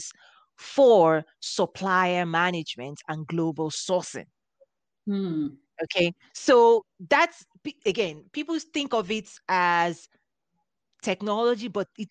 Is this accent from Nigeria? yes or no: yes; Nigeria; moved away as an adult; now in United States; I was raised in Africa. I had my first degree in Nigeria.